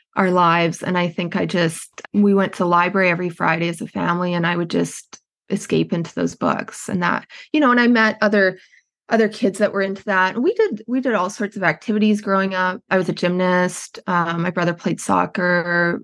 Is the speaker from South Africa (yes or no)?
no; Edmonton, Alberta, Canada; moved away as an adult; also born or lived in British Columbia; I'm Canadian, I grew up in Edmonton, Alberta, in Canada